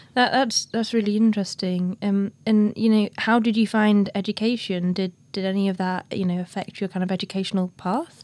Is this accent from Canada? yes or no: no; the north of England, United Kingdom; a northern girl like me.